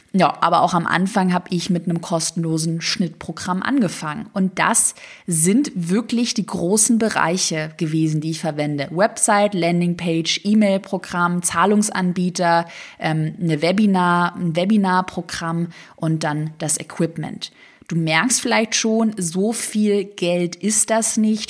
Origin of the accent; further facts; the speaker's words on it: Swabia, Germany; moved away; ich komme ja aus dem Schwabenland ursprünglich